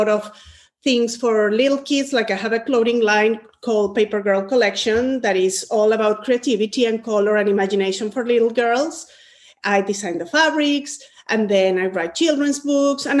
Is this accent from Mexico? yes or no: yes; Mexico; moved away; I'm originally from Mexico, and I was born in a family where creativity was